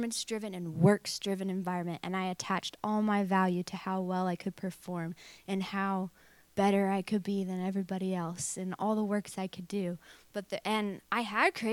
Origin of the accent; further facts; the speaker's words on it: Truth or Consequences, New Mexico, United States; moved away as an adult; also born or lived in Tulsa, Oklahoma / Redding, California; we moved from Oklahoma, Tulsa, Oklahoma, to Truth or Consequences, New Mexico when I was 5 years old, and that's where I grew up